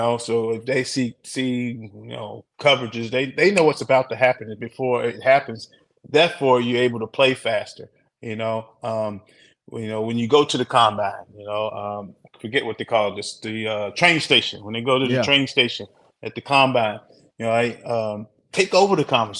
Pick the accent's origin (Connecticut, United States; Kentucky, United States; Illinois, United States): Kentucky, United States; my home state